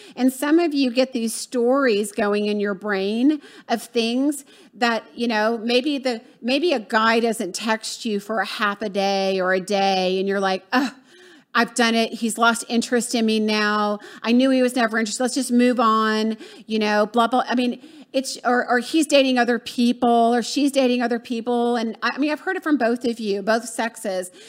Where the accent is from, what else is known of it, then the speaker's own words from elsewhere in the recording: the South, United States; also born or lived in Florida; I'm from the South